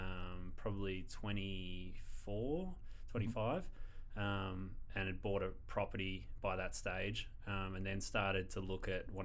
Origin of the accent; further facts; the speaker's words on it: Bayswater, Victoria, Australia; moved away as an adult; also born or lived in Brunswick; now in Ballarat, Australia; Bayswater, eastern suburbs.